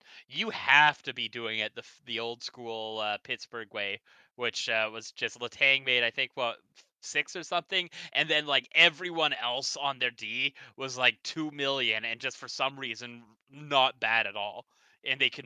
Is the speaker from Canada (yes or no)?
yes; Sault Ste. Marie, Ontario, Canada; I'm from the Sioux